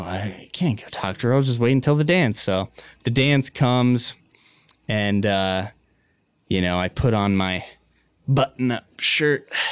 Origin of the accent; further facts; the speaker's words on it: Missoula, Montana, United States; also born or lived in Florence, Montana; grew up in Missoula in a phenomenal trailer park